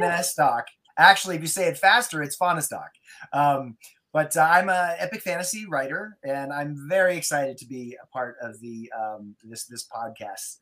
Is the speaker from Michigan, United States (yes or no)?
no; Durango, Colorado, United States; I grew up in Durango, Colorado, and we lived out on the Mesa, Florida Mesa